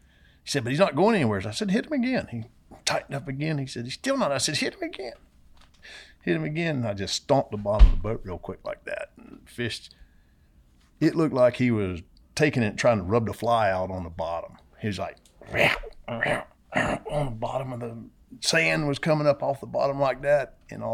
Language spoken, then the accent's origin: English; Homosassa, Florida, United States; Yeah, no, I grew up around Homosassa is where I, you know, that's where I was born.